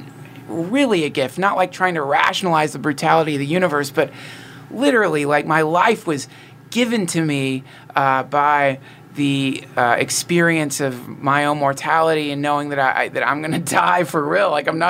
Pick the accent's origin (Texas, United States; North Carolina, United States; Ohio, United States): North Carolina, United States; Well, I'm from North Carolina, and my family traveled around a bunch, and my mom was into this stuff